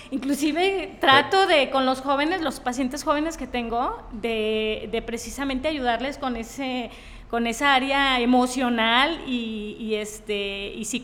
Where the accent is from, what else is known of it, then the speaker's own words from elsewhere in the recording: Tepic, Nayarit, Mexico; yo soy de aquí de Tepic 100% Nayarita.